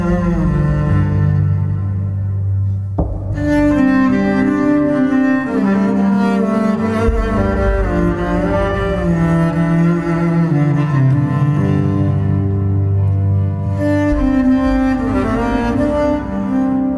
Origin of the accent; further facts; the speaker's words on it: Sweden; moved away; also born or lived in Gothenburg; I am from Sweden originally, so I've spent some time in Göteborg